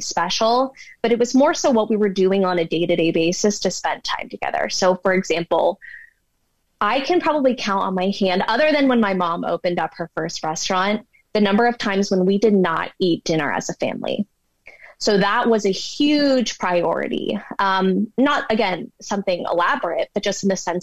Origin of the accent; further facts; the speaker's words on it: Bay Area, California, United States; now in Denver, United States; growing up in the Bay Area, growing up 10 minutes from Stanford University